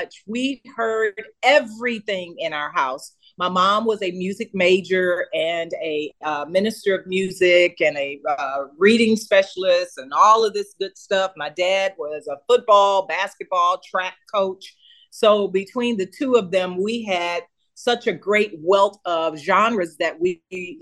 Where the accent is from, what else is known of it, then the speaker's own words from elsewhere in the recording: Houston, Texas, United States; I grew up in Houston, Texas, singing with a choir that was already professional.